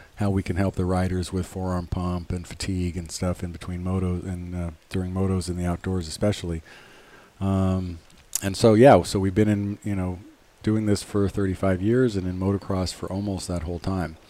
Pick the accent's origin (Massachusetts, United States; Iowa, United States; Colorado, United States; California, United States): California, United States; Los Angeles; I was born at home in the Hollywood Hills. 1967